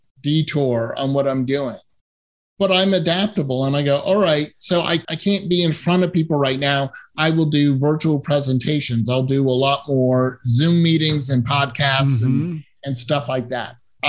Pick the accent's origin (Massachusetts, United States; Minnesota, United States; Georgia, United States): Massachusetts, United States; moved away as an adult; also born or lived in Southern California / San Francisco / Boston; now in Bay Area, United States; I grew up in Massachusetts and went to college in Southern California